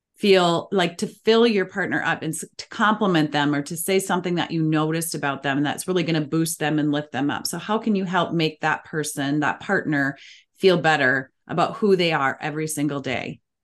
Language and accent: English; Minnesota, United States; as we say in the Midwest, I'm from Minnesota